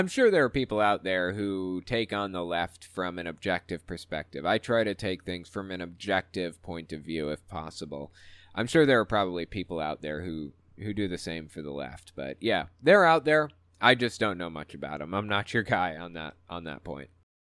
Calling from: Western Canada, Canada; Anywho, I'm from Western Canada, and I've been watching you on YouTube for a couple years.

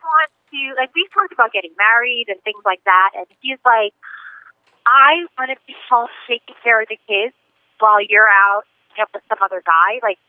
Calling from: New York, United States; I'm calling from New York.

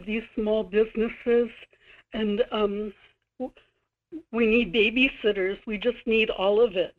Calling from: Kodiak, Alaska, United States; in Kodiak.

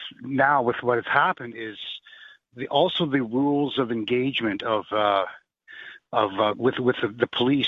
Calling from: Canada; now I'm calling from Canada.

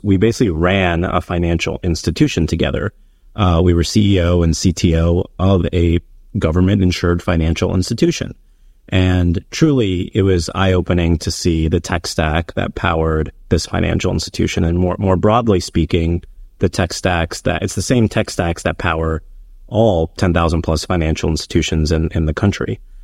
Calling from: New York City, New York, United States; I'm calling in from New York City, which is where I live

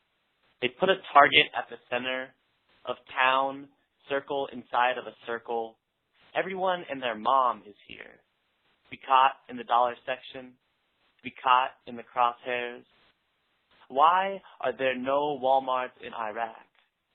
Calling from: Portland, Oregon, United States; I'm calling from Portland, Oregon

